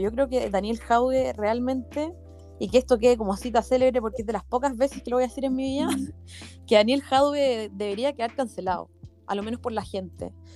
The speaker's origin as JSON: {"language": "Spanish", "country": "Chile", "tie": "born or raised there", "said": "nací en Chile"}